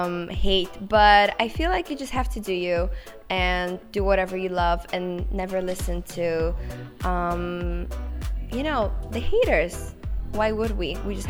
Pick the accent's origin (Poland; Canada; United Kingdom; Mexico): Poland; Szczecin, West Pomeranian Voivodeship; I was actually 13 when I wrote my first song. I was living in Poland in Szczecin, which is like my hometown, and that's pretty much how it started.